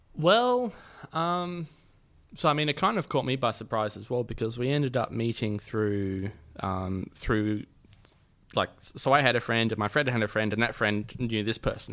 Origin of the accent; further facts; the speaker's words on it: Sydney, New South Wales, Australia; I grew up in Sydney